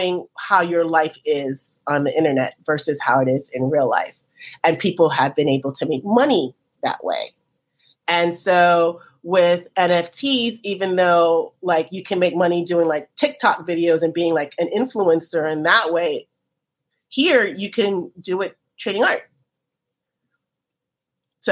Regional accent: Miami, Florida, United States; I grew up in Miami

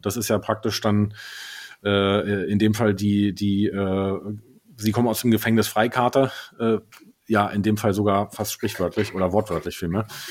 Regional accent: Berlin, Germany; als Berliner

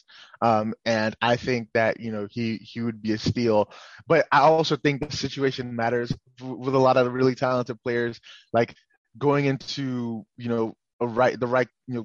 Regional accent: Nigeria; now in United States; I'm a Nigerian. I was born in Nigeria, grew up in Nigeria

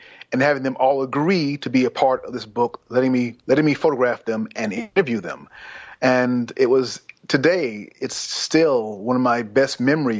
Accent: South Carolina, United States; also born or lived in New York City; Well, I was born in New York City, and my parents moved to South Carolina when I was 7, 8. So between that time, it was South Carolina and New York.

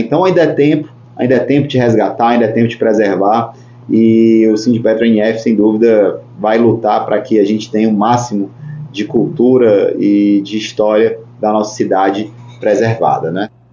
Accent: Ceará, Brazil; moved away as an adult; now in Campos dos Goytacazes, Brazil; eu nasci no Ceará, terra que eu amo, de paixão, meu Ceará, mas eu já estou aqui há 10 anos em Campos Goitacazes

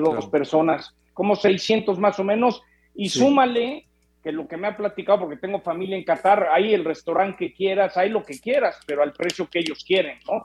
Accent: Mexico

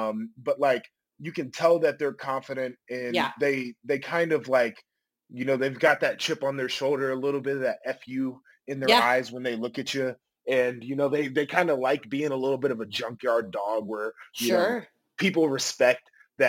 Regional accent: Nashville, Tennessee, United States; I was born in Nashville

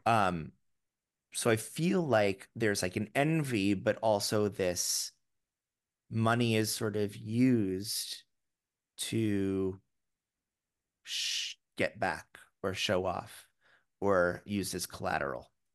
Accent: Florida, United States; now in New York City, United States; I grew up in Florida

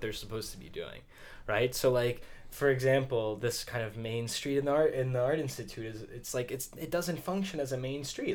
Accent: Atlanta, Georgia, United States; moved away; I'm from Atlanta originally

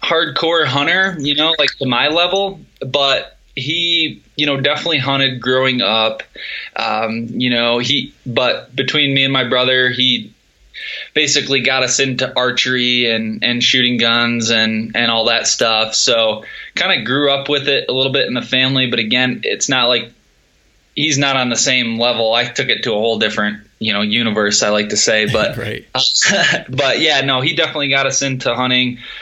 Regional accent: Michigan, United States; I grew up in Michigan, born and raised

